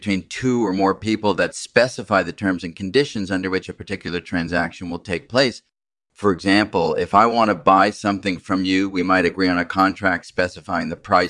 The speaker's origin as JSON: {"language": "English", "town": "Cambridge", "region": "Massachusetts", "country": "United States", "tie": "born or raised there", "said": "I grew up in Cambridge, Massachusetts, and I did my undergraduate studies at the Massachusetts Institute of Technology."}